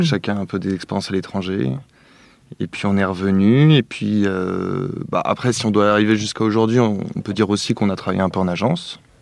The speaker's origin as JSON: {"language": "French", "town": "Paris", "region": "Île-de-France", "country": "France", "tie": "born or raised there", "said": "j'ai grandi plutôt à Paris"}